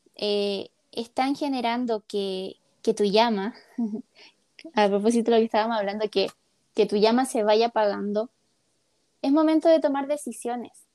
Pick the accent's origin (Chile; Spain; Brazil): Chile; la mayoría somos chilenos